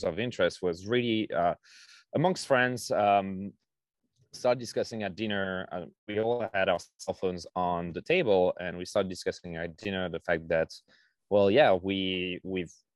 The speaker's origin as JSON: {"language": "English", "country": "France", "tie": "born or raised there", "moved": "yes", "lives_now": "United States", "said": "I grew up in France"}